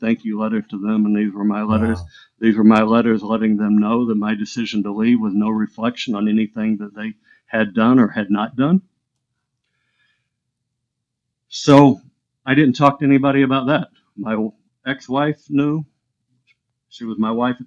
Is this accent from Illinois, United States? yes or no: yes; Illinois, United States; now in Florida, United States; Anna Jonesboro is where the mental hospital was, where I grew up in Illinois.